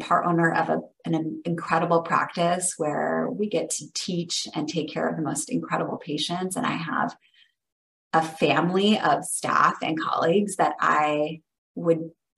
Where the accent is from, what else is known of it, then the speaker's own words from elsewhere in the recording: Lincoln, Nebraska, United States; moved away as an adult; also born or lived in Washington, D.C. / California; I am originally from Lincoln, Nebraska.